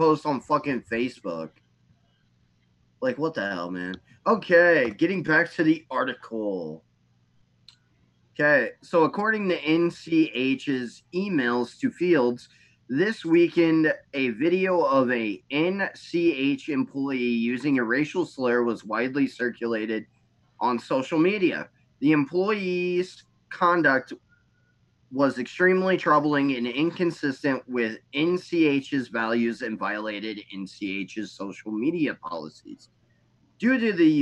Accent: United States; I am so proud of being an American.

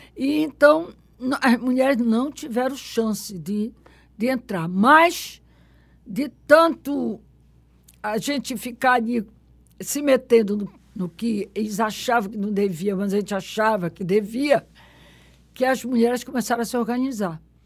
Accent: Belém, Pará, Brazil; eu acho que como toda boa paraense, da mais nascida em Belém do Pará, tem que ter uma vivência de Sírio de Nazaré. Eu talvez tenha tido muito forte, porque nasci na José Malcher, dois quarteirões da Basílica

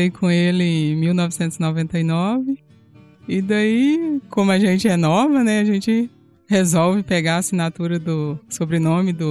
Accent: Bahia, Brazil; now in Rio Verde, Brazil; Os meus pais, a gente morava em Botirama, na propriedade rural, rural na Bahia.

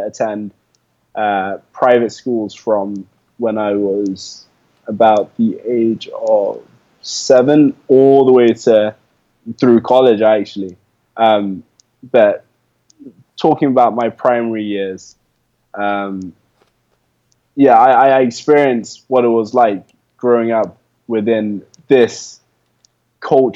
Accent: London, United Kingdom; moved away as an adult; now in Ghana; I came from pretty humble backgrounds in London. Anyway, I came from London and I moved to the countryside for boarding school.

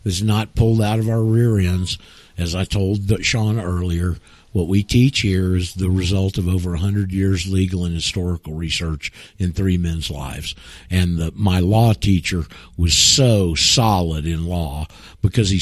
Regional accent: Panama City, Florida, United States; I'm from Panama City

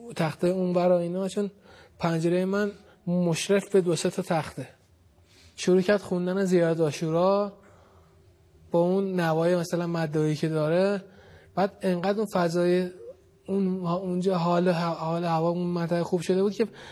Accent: Tehran, Tehran Province, Iran; من بچه بلوک 20 لویزانسم ما هیئت میرفتیم اونجا یعنی بچگی تو اون هیئت محبان خانم فاطمه زهره اونجا دیگه تو اون هیئت بزرگ شدیم

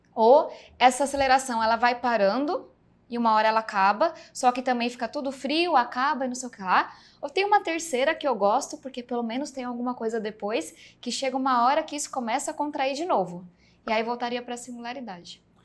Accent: São Paulo, Brazil; accent: meio baiano; Nasci do extremo sul de São Paulo

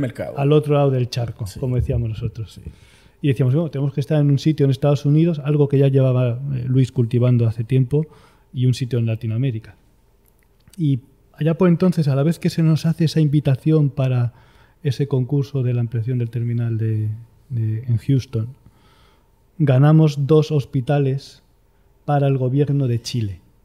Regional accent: Madrid, Community of Madrid, Spain; Nací en Madrid, soy madrileño, de madre asturiana y de padre toledano

